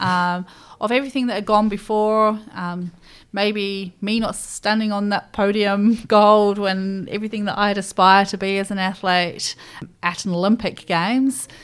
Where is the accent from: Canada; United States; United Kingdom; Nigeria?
United Kingdom; Nottingham, East Midlands; moved away as an adult; now in New Zealand; I grew up in, uh, Nottingham, so born and bred in Nottingham